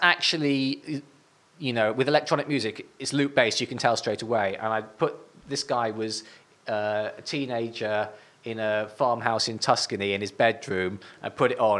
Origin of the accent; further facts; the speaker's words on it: Northumberland, North East England, United Kingdom; I'm from Northumberland